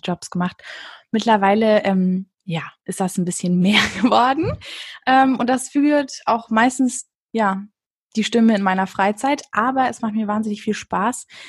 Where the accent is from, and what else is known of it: Berlin, Germany; born or raised there